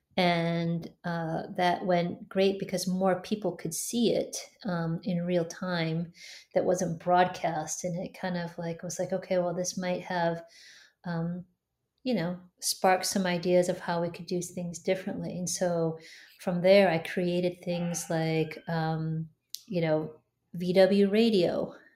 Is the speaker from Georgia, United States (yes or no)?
no; Detroit, Michigan, United States; I grew up in Detroit